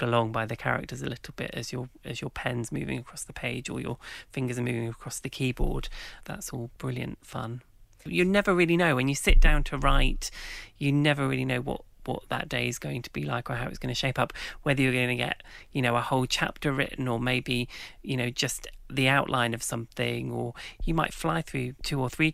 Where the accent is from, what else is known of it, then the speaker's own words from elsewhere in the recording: King's Lynn, East of England, United Kingdom; Well, so I grew up in Norfolk. And Norfolk in England is just rife with legends about witches. And in the town where I grew up, King's Lynn